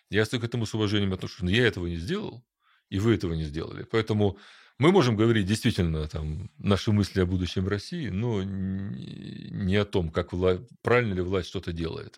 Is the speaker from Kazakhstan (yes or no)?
no; Ukraine; я родился в Украине